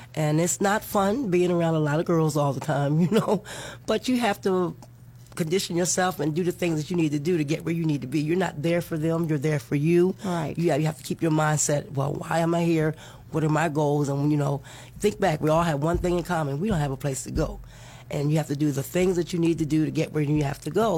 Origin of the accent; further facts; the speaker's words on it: Maryland, United States; moved away as an adult; now in Florida, United States; I'm from Maryland. I moved here about 10 years ago